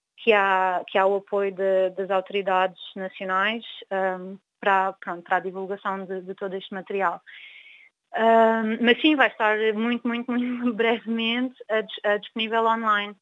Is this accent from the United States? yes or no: no; Angola; sou angolana